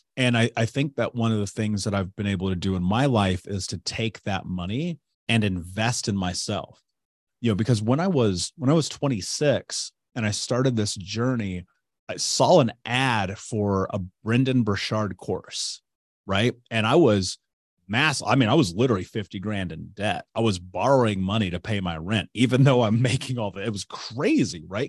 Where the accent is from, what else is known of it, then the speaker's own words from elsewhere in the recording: Indianapolis, Indiana, United States; I grew up in Indianapolis